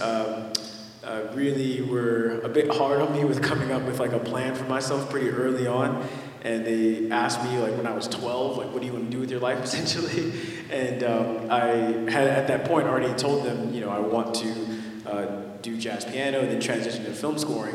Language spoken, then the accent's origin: English; Los Angeles, California, United States; I grew up in mid city